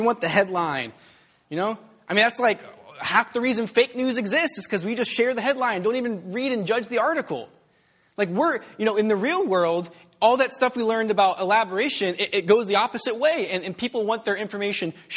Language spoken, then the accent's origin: English; United States; I'm an American.